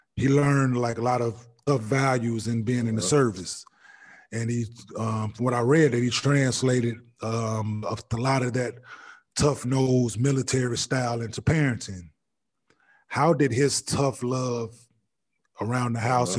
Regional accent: Dallas, Texas, United States; I grew up in Dallas, watching boxing here and there

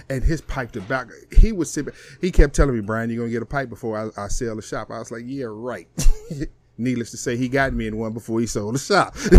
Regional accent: East St. Louis, Illinois, United States; now in Texas, United States; I come from Illinois. I mean, I'm from East St. Louis

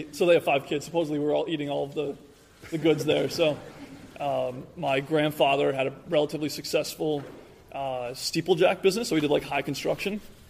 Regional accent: New York, United States; born or raised there

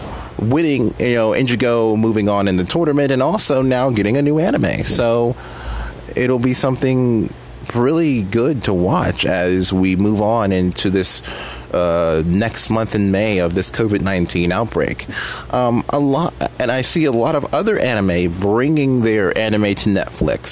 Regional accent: Pennsylvania, United States; my home state

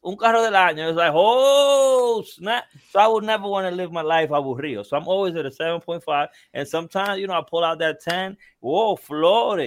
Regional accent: Dominican Republic; In DR, you know, you know where I'm from, in, in, in my in my hometown in DR

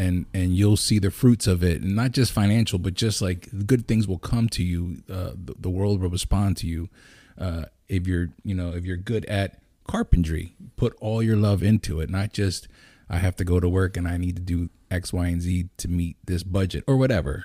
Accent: Lancaster, Pennsylvania, United States; Lancaster, I, I'm born and raised

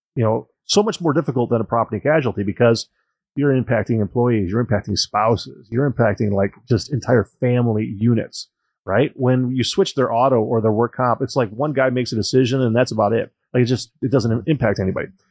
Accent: Joliet, Illinois, United States; I was born and raised in Joliet, Illinois

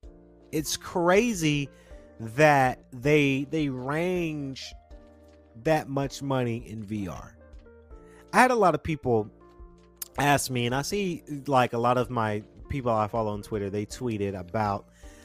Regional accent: Georgia, United States; we're from Georgia

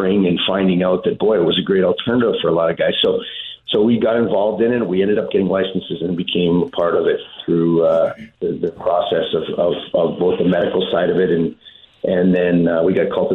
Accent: Saskatoon, Saskatchewan, Canada; moved away; We grew up in Saskatoon

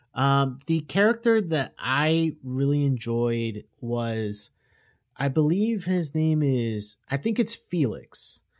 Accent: South Florida, United States; we were raised down in South Florida

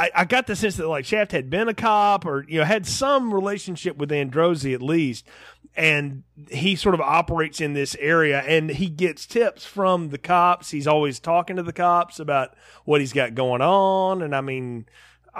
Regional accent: the South, United States; I grew up in the South

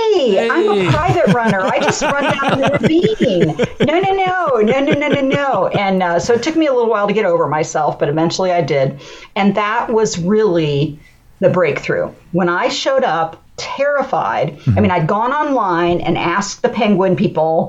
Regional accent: Columbus, Ohio, United States; I'm from Columbus, Ohio

